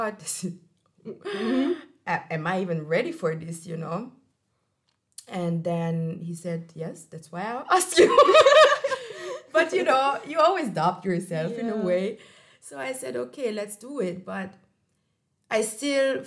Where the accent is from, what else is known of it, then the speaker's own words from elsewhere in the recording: Hungary; moved away as an adult; also born or lived in Portugal; now in Austria; I'm coming from Hungary